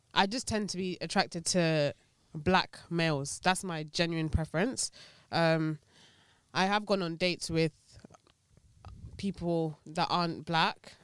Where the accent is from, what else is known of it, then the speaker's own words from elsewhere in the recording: Nigeria; being Nigerian